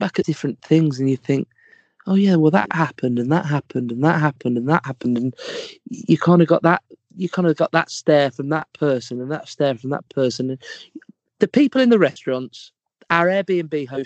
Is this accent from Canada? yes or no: no; England, United Kingdom; we're English